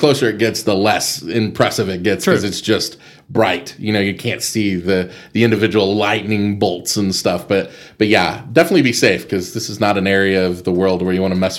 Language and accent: English; Amarillo, Texas, United States; also born or lived in Las Vegas; I grew up in Estacado